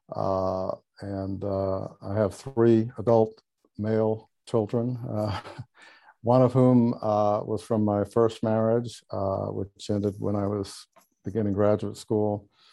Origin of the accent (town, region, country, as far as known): Charleston, South Carolina, United States; born or raised there